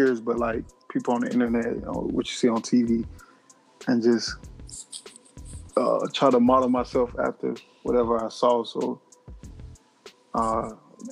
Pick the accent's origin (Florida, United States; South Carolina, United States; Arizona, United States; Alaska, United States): South Carolina, United States; I grew up in South Carolina.